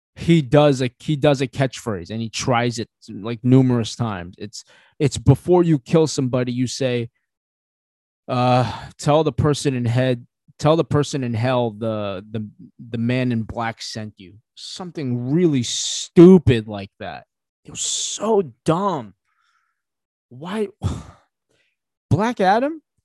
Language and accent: English; Philippines; I'm Filipino